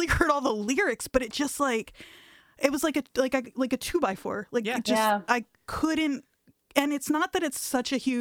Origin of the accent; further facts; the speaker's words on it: New Jersey, United States; moved away as an adult; now in Philadelphia, United States; I'm from South Jersey, I live in Philly right now